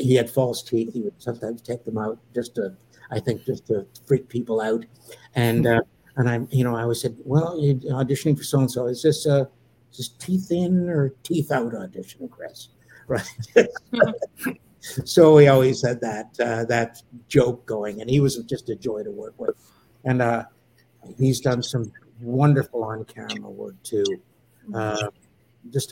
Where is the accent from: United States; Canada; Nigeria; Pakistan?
Canada; I'm a Canadian, and I work in 99. My work is out of Canada